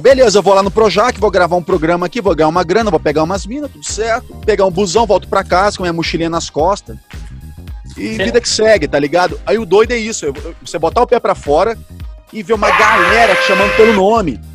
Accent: Rio de Janeiro, Brazil; moved away as an adult; now in São Paulo, Brazil; Penha, que é a minha quebrada, onde eu morava no Rio de Janeiro

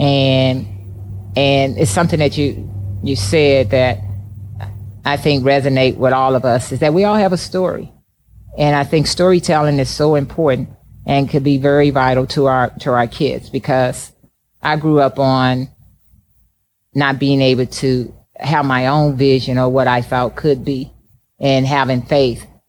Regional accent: East St. Louis, Illinois, United States; moved away as an adult; also born or lived in California; growing up in East St. Louis

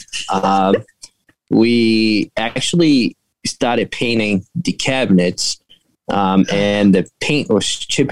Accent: Brazil; English is a second language; now in Massachusetts, United States; I'm actually originally from Brazil

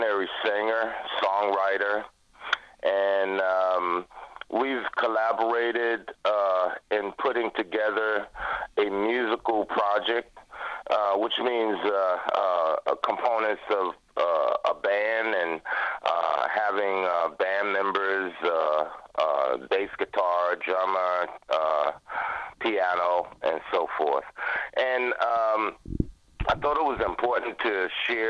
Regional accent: Jacksonville, Florida, United States; moved away; I'm 65 years old, and actually just relocated back to Florida, which is my hometown. And interesting enough, when I came back home to Jacksonville, Florida

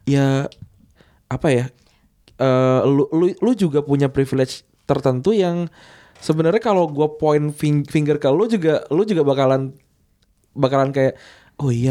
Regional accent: West Java, Indonesia; terus uh, gua suku gua gua Sunda

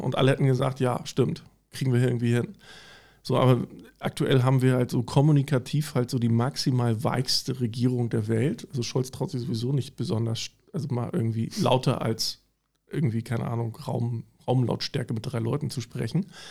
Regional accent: East Germany, Germany; ich bin sogar so groß geworden im Osten tatsächlich in der kleinen Bude

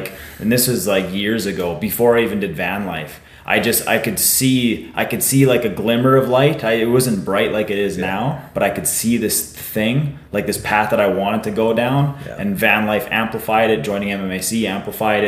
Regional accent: Warman, Saskatchewan, Canada; I grew up in Warman.

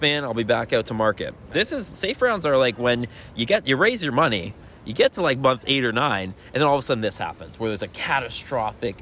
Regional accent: Toronto, Ontario, Canada; I'm from Toronto

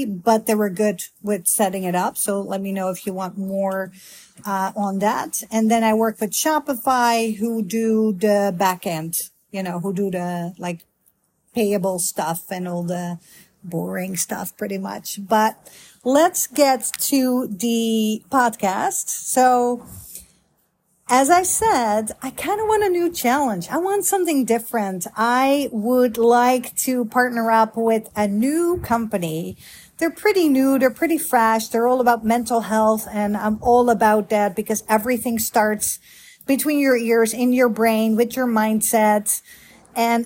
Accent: Netherlands; moved away as an adult; now in Grapevine, United States; I am a Dutch girl, born and raised in Holland

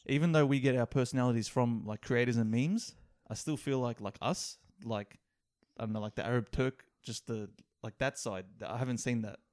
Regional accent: Australia; we're from Australia

